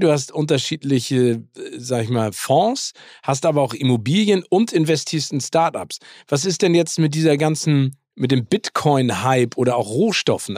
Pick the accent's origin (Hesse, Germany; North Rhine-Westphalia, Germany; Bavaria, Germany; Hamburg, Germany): Hamburg, Germany; in meiner Heimat Hamburg